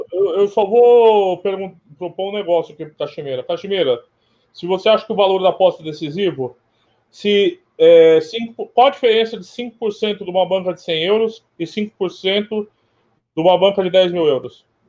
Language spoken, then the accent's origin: Portuguese; Brazil; eu sou brasileiro